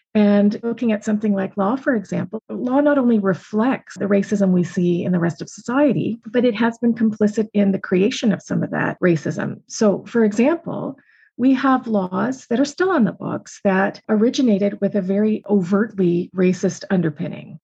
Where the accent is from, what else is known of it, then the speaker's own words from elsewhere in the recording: just outside of Toronto, Ontario, Canada; also born or lived in Montreal; I grew up just outside of Toronto